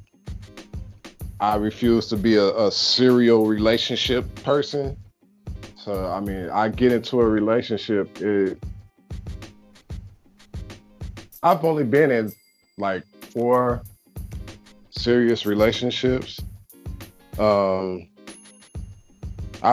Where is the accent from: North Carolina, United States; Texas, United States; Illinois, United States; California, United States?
Illinois, United States; Chicago; now in Charleston, United States; from Chicago